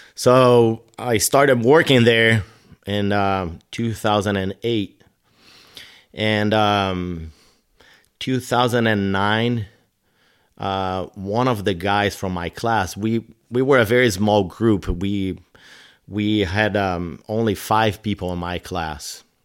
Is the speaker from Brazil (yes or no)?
yes; São Paulo, Brazil; English is a second language; moved away as an adult; now in United States; the place where I grew up, it's more like, uh, uh, Manhattan or L A or Chicago